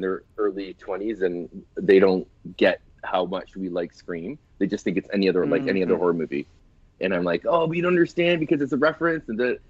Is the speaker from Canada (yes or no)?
yes; Canada